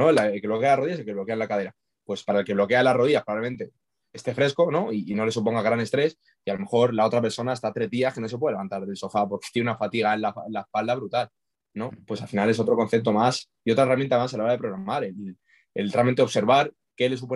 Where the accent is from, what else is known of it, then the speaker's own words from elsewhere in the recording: Logroño, La Rioja, Spain; also born or lived in Pamplona; Sí, también, bueno, estudio en Pamplona, pero soy de Logroño